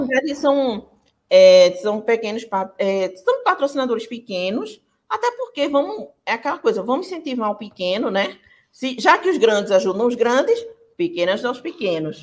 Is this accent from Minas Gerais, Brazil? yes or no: no; Pernambuco, Brazil; sou do Pernambuco